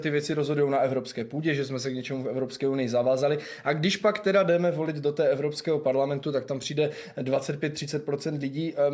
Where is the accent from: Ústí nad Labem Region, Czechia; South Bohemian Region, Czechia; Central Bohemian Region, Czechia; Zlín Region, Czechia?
Zlín Region, Czechia; Zlín; also born or lived in Olomouc; Přijel jsem dnes do Lomouce, ale pocházím ze Zlína, volomouci pouze studuji vysokou školu.